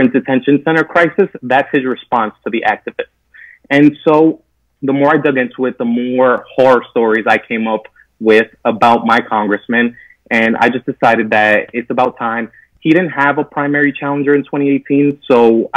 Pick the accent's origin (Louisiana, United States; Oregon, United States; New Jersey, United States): New Jersey, United States; West New York; I was raised in the smallest city in America. It's called West New York, New Jersey